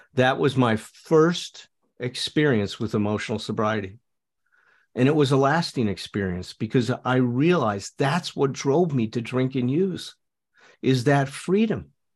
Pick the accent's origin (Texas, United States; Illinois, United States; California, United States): Illinois, United States; Chicago; I grew up in Chicago.